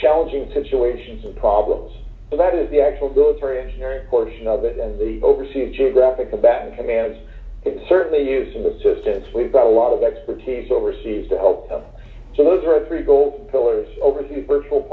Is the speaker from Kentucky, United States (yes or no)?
no; Florida, United States; moved away as an adult; now in Doha, Qatar; I'm from Florida, I live in Florida now